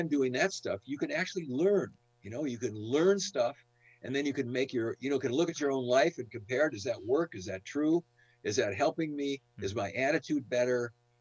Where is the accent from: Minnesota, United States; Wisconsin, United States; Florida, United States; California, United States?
Wisconsin, United States; Madison; moved away as an adult; also born or lived in San Diego; I grew up in Madison, Wisconsin